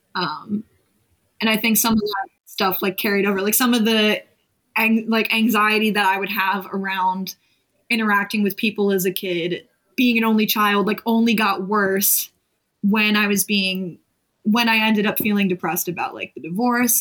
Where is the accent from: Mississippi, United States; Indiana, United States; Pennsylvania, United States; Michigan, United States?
Pennsylvania, United States; Delaware County; moved away as an adult; also born or lived in West Chester, Pennsylvania; now in Philadelphia, United States; I came from Delco, or I'll just say Delaware County uh, in Pennsylvania